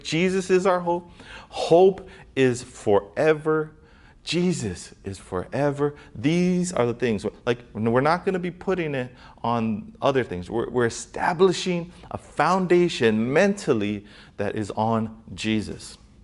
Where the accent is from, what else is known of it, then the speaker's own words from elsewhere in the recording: Hawaii, United States; people, um, from Hawaii